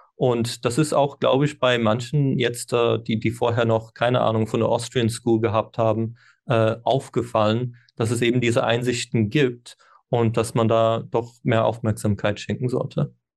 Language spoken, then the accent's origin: German; Ireland; first language English; German is a second language; moved away; ich bin ja ursprünglich in Irland geboren und Landessprache ist Englisch, bis äh, ich habe Deutsch erst mit zwölf gelernt.